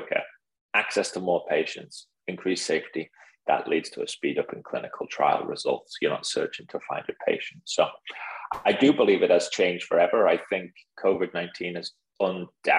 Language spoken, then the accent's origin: English; United Kingdom; now in United States; being a British guy in the US